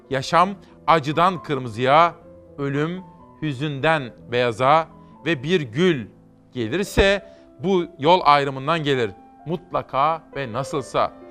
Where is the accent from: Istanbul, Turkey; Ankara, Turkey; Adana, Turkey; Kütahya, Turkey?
Kütahya, Turkey; Simav; Biliyorsunuz ben Simavlıyım.